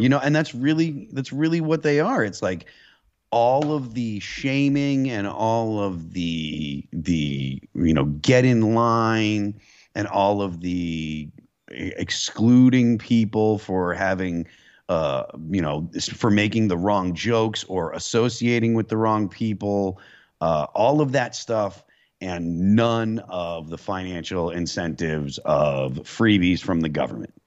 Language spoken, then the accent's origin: English; Western Massachusetts, United States; I grew up in New England, so, like, um, you know, being from Western Massachusetts